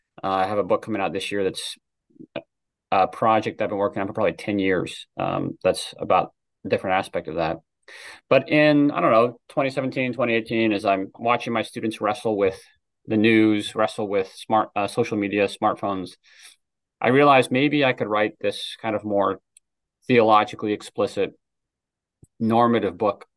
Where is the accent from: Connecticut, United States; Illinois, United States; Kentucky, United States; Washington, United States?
Washington, United States; now in Pennsylvania, United States; Yeah, I grew up in Washington State and met my wife at college in George Fox University, which is a small Christian school in Oregon.